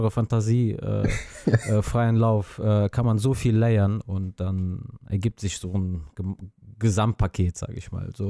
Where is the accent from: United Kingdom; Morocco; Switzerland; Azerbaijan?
Azerbaijan; now in Neuss, Germany; ursprünglich komme ich aus Aserbaidschan.